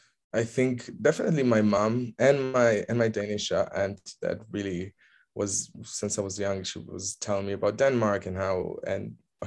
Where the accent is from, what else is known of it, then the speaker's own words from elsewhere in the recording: Petah Tikva, Central District, Israel; moved away; So I grew up in Petah Tikva. It's a small suburb of Tel Aviv.